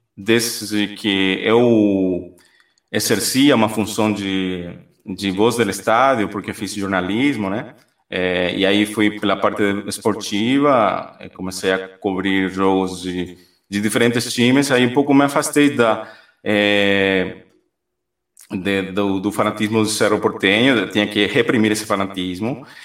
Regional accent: Guairá, Paraguay; moved away; fiquei parte da minha infância é, no Guairá, que é na parte central do Paraguai

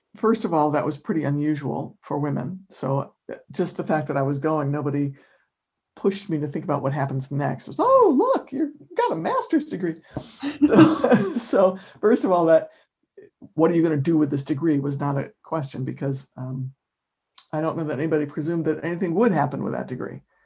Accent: Rochester, New York, United States; now in Amherst, United States; where I grew up in Rochester, New York, summers are sticky and humid and hot

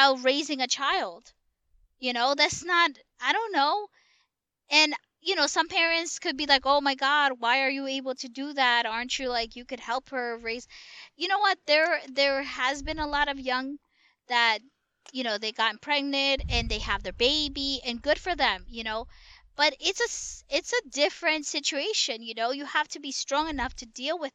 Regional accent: New York, United States; we're actually from New York

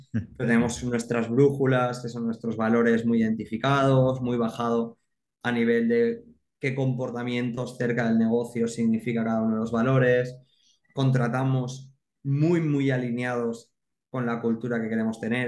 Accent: Alzira, Valencian Community, Spain; soy de Alcira, ¿no? Entonces, claro, es un pueblo grande, una ciudad pequeña

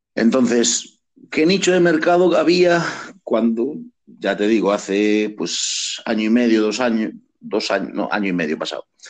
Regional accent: Galicia, Spain; soy gallego

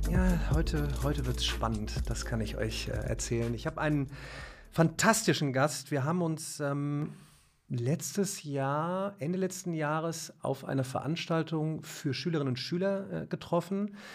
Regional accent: Remscheid, North Rhine-Westphalia, Germany; Ich komme aus Remscheid, ne?

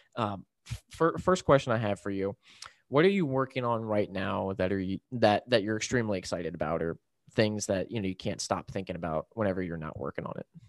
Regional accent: Maryland, United States; I'm from Maryland

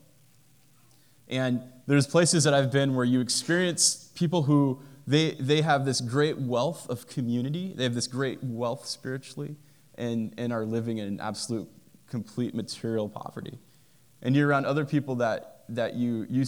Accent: United States; I'm an American and happy to be an American

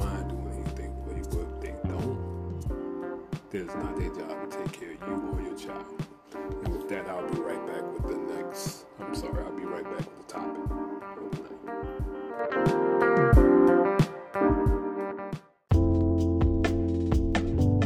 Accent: the South, United States; I'm old school and I'm from the South, and that's how I was raised

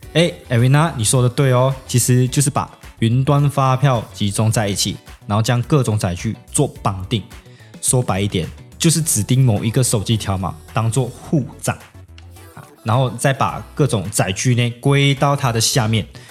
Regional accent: Malaysia; moved away as an adult; now in Tainan, Taiwan; 我是马来西亚人，然后也是南台的学生，然后也是S O S乐团的鼓手

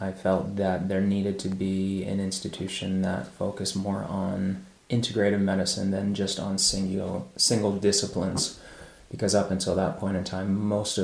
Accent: Maryland, United States; moved away; I grew up mostly in Maryland

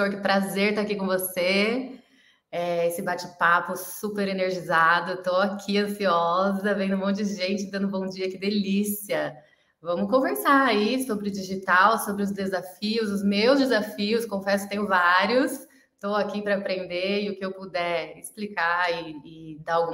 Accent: Mogi das Cruzes, São Paulo, Brazil; sou de Mogi das Cruzes, São Paulo.

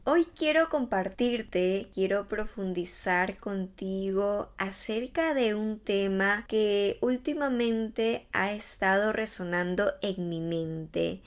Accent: Ecuador; now in Barcelona, Spain; yo vivo en España hace algún tiempo, soy de Ecuador y bueno, volví a mi país de vacaciones después de tres años.

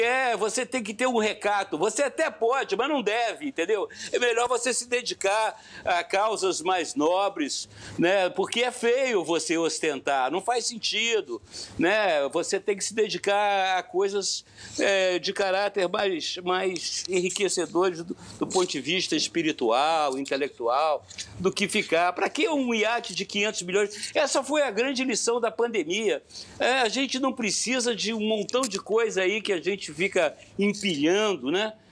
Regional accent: Curitiba, Paraná, Brazil; lá da Curitiba, onde eu fui, onde nasci e fui criado

